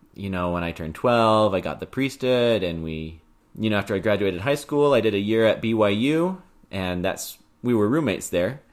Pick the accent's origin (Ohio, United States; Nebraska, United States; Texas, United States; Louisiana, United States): Texas, United States; Houston; we're from Houston and so it was nice to be close to family again